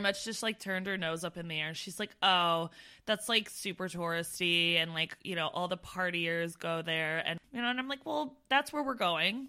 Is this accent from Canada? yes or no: yes; Brantford, Ontario, Canada; moved away as an adult; I come from Brantford, Ontario